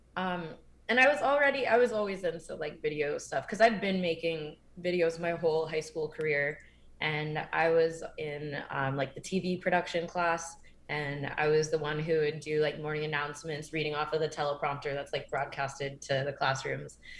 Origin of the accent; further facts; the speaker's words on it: Windsor, Connecticut, United States; also born or lived in Maryland; I grew up in Connecticut. Um, so I moved there in fourth grade